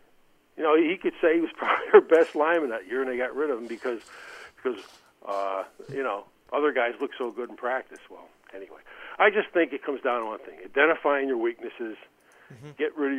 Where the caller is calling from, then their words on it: Albany, New York, United States; in Albany.